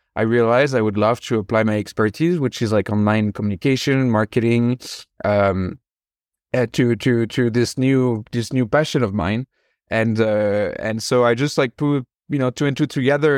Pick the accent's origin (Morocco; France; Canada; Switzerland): France; moved away as an adult; also born or lived in San Francisco, United States; now in United States; I'm originally from France, and I moved over to the U.S. in 2013